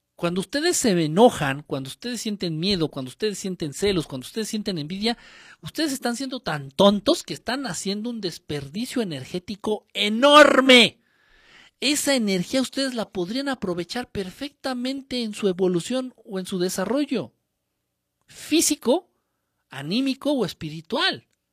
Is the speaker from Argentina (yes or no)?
no; Guerrero, Mexico; Yo no soy chilango, ¿eh? yo soy de guerrero